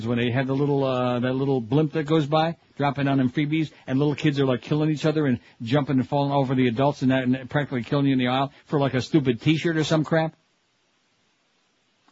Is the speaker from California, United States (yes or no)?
no; Rochester, New York, United States; moved away; I'm from Rochester